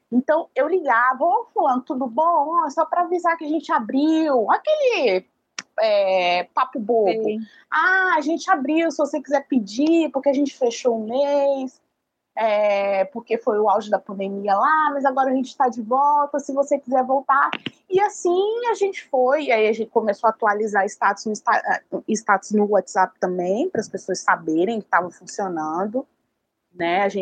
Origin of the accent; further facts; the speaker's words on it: Vitória, Espírito Santo, Brazil; é um bairro da capital chamado Jardim Camburi. É o bairro mais populoso de Vitória.